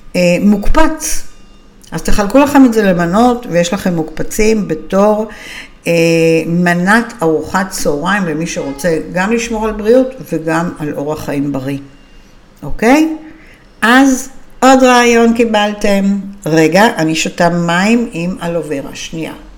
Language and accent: Hebrew; Israel; אנחנו ישראלים מצויים